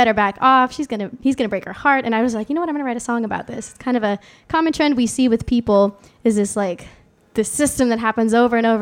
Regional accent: Montclair, California, United States; I'm from Montclair, California, but I have a little bit of Southern roots

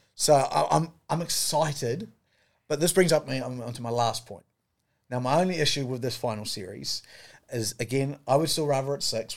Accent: New Zealand; as a New Zealander

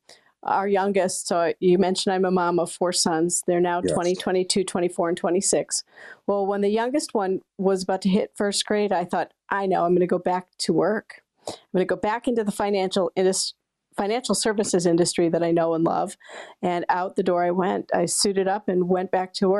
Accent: Pleasant Valley, Iowa, United States; now in Maine, United States; I loved growing up in Iowa

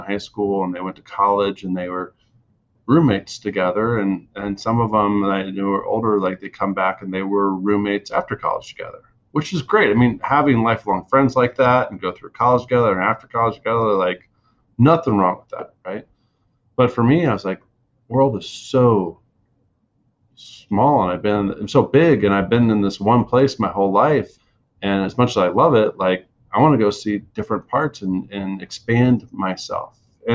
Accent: Fairfax County, D.C., Virginia, United States; moved away as an adult; now in San Diego, United States; I grew up in the East Coast, right side of Washington, D.C., in Fairfax County

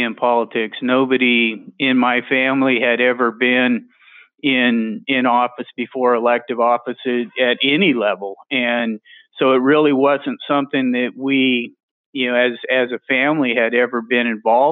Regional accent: Tracy, California, United States; moved away as an adult; now in Washington, D.C., United States; I first ran for the city council in my hometown and was elected in 1990

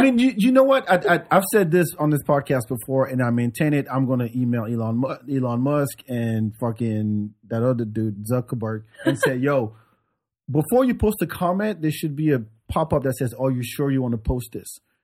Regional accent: France; moved away; also born or lived in Africa; growing up in France

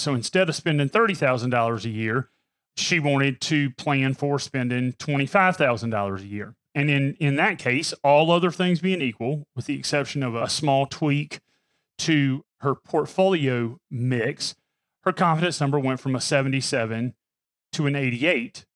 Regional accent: Pamplico, South Carolina, United States; I'm from Pamplico, South Carolina. So anything's a big city to me

